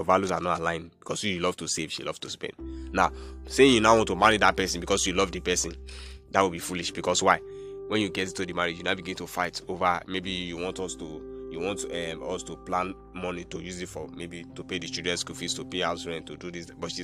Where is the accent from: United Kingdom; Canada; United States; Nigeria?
Nigeria; I'm from Nigeria